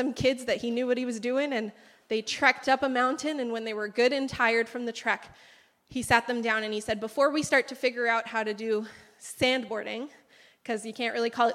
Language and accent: English; Canada; moved away as an adult; now in Peru; I was born and raised here in Canada, as you can tell by my accent, or lack thereof